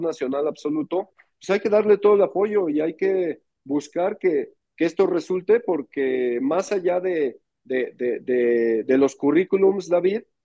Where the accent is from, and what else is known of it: Mexico